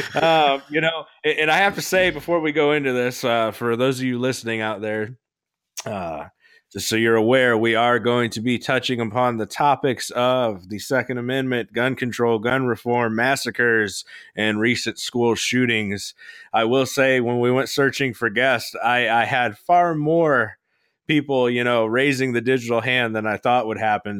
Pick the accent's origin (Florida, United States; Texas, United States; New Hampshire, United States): Florida, United States; moved away; I'm from Florida. We still own a house there.